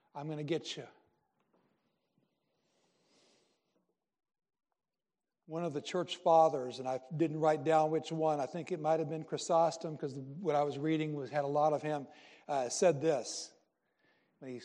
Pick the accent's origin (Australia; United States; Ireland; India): United States; Iowa; moved away; also born or lived in Delaware; Scandinavian-rooted guy got married to a Cuban. As far as the dinner eating part was, when in Iowa for me, it was meat, potatoes, and a vegetable